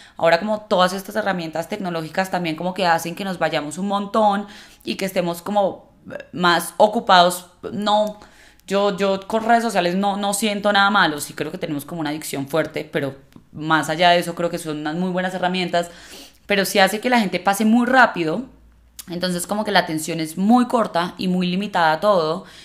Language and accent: Spanish; Colombia; como una sociedad como la colombiana